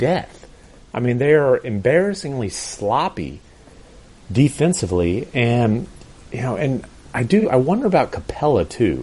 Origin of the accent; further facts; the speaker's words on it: Texas, United States; your favorite Texan